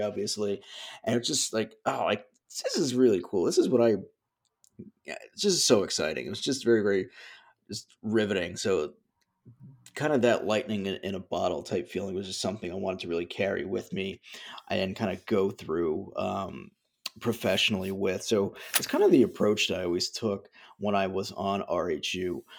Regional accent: Flemington, New Jersey, United States; where I grew up in Flemington

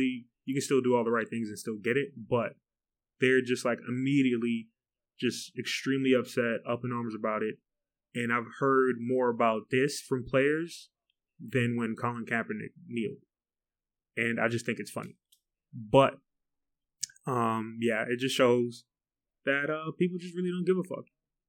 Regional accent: United States; I'm afraid of losing my rights as an American.

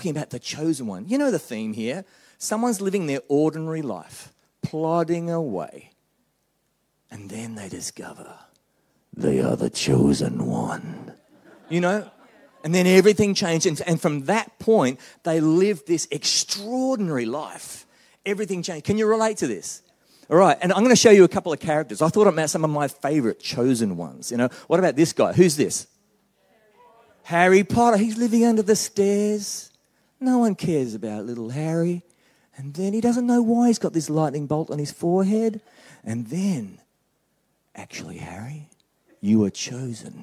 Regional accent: Australia; moved away as an adult; now in New Zealand; I'm an Australian

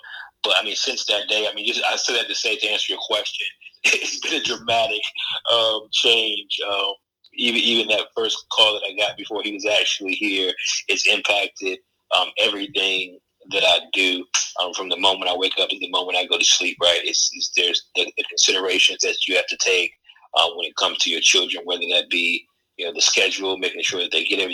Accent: Fayetteville, North Carolina, United States; also born or lived in Durham, North Carolina / Broward County, Florida; now in Charlotte, United States; I'm from Fayetteville, North Carolina

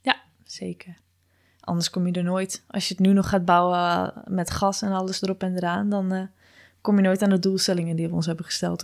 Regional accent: Gouda, South Holland, Netherlands; als ze nu horen dat ik uit Gouda kom

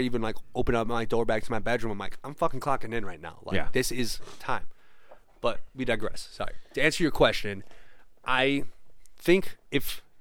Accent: near Gary, Indiana, United States; I'm from Gary, Indiana

